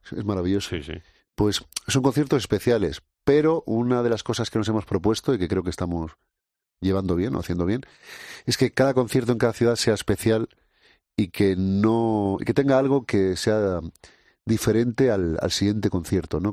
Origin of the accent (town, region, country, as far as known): Canary Islands, Spain; now in Basque Country, Spain